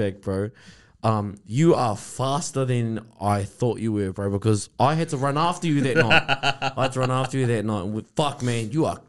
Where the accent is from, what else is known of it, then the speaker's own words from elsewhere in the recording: Levin, Manawatū-Whanganui, New Zealand; I'm from Levin, bro.